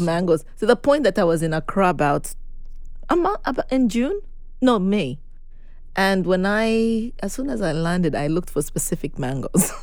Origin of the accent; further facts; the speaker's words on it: Zambia; moved away as an adult; also born or lived in Uganda; now in United States; grew up in um, Zambia, um, as well as in Uganda before coming to the US